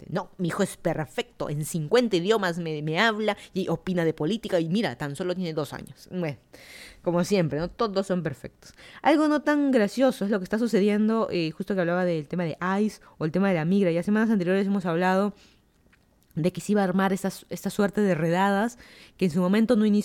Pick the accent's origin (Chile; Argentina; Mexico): Mexico; Ellos ni saben que los países y ellos nosotros somos mexicanos.